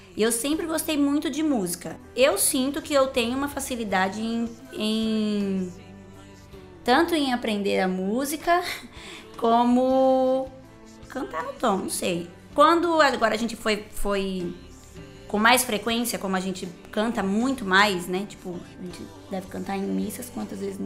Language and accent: Portuguese; Brotas, São Paulo, Brazil; eu sou de Brotas, não é porque eu sou brotense